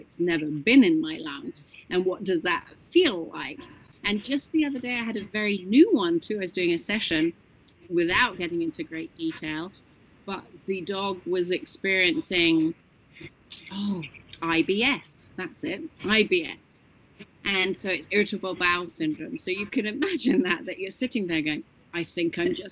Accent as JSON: {"language": "English", "region": "England", "country": "United Kingdom", "moved": "yes", "said": "I'm English"}